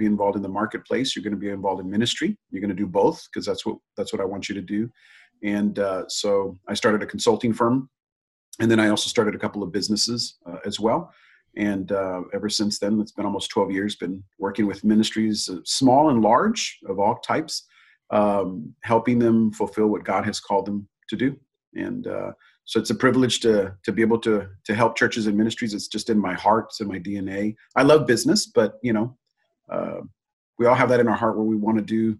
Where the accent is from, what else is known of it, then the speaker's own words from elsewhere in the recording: Hereford, Texas, United States; I was born and raised in Texas in a small town of Hereford, Texas